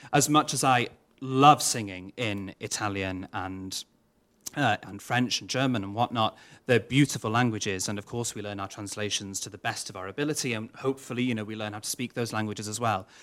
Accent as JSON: {"language": "English", "region": "Wales", "country": "United Kingdom", "first_language": "Welsh", "second_language": "English", "said": "Welsh is my mother tongue"}